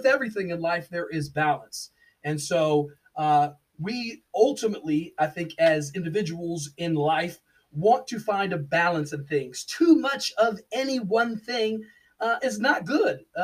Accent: Washington, District of Columbia, United States; also born or lived in Alexandria, Virginia / Maryland; I am from Washington D.C. I was born in Alexandria, Virginia. I spent much of my time in the Washington DC metro area. We call it the DMV. It's the District of Columbia, Maryland, and Virginia.

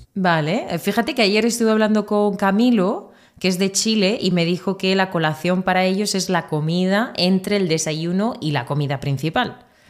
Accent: Murcia, Region of Murcia, Spain

